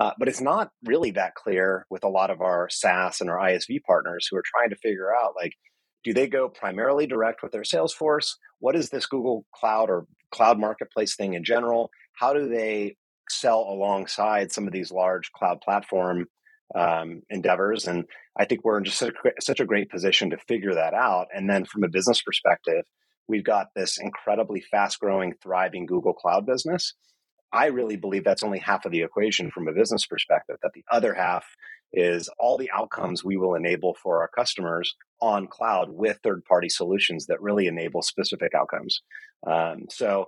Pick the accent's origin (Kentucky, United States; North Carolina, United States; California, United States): California, United States; Marin County, Northern; I grew up in Northern California in Marin County